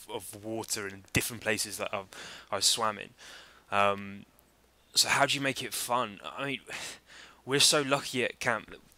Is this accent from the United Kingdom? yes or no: yes; Oxford, South East England, United Kingdom; moved away; also born or lived in Barbados; I grew up in Oxford, which is right in the middle.